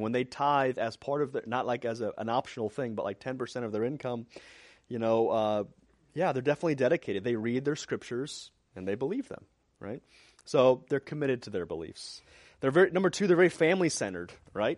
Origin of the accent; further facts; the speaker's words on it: Missouri, United States; moved away; I grew up in Missouri